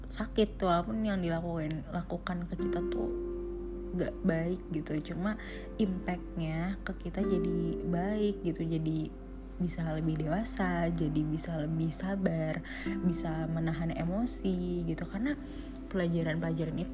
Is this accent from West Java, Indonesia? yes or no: yes; Bekasi, West Java, Indonesia; now in Bandung, Indonesia; sebenarnya beti-beti sih aku dari Bekasi terus ke Bandung gitu ya terus ketemu juga dengan Dilannya aku gitu